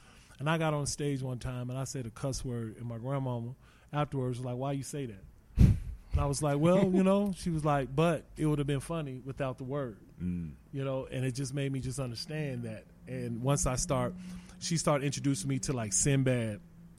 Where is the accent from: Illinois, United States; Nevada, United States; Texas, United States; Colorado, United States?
Colorado, United States; Denver; moved away as an adult; also born or lived in Norfolk, Virginia / Atlanta, Georgia / Minnesota; now in Dallas, United States; I was born in Denver. Colorado, born and bred here, man. Straight Park Hill. Then I moved to Montbello, graduated from Montbello.